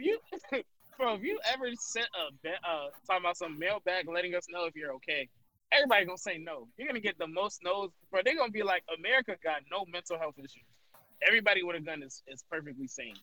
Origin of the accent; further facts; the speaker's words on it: United States; I'm an American